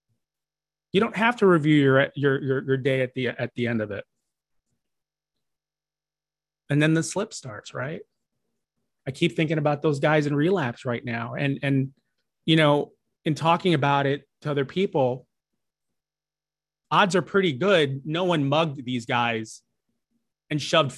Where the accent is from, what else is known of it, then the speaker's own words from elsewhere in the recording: Chicago, Illinois, United States; moved away; everyone back home in my hometown of Chicago